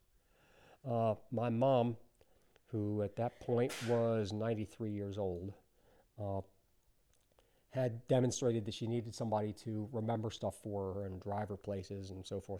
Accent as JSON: {"language": "English", "town": "Chestertown", "region": "Maryland", "country": "United States", "tie": "born or raised there", "also_born_or_lived": "New York", "moved": "yes", "said": "growing up in Chestertown"}